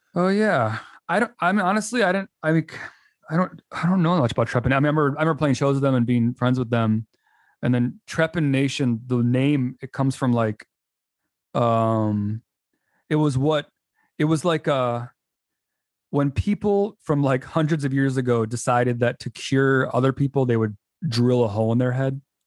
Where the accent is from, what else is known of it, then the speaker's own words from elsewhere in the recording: Chicago area, Illinois, United States; my hometown, like, at a Knights of Columbus Hall